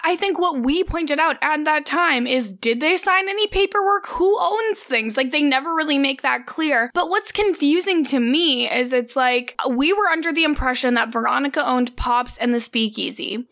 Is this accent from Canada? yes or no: yes; Cold Lake, Alberta, Canada; born or raised there; moved away